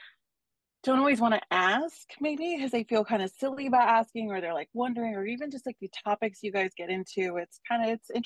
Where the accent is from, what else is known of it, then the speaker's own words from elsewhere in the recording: Los Angeles, California, United States; I'm a born and raised Los Angelino.